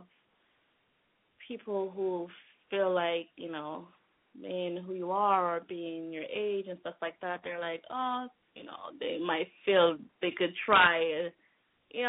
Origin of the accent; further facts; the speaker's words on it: Jamaica; now in New York, United States; growing up in Jamaica and now living in New York